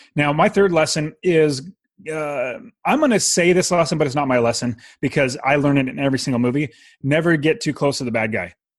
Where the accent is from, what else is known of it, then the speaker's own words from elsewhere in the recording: Fresno, California, United States; I'm from Fresno